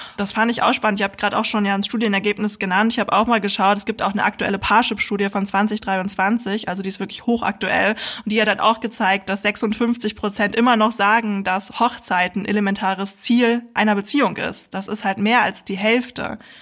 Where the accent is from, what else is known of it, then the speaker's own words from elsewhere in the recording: Germany; hier bei uns in Deutschland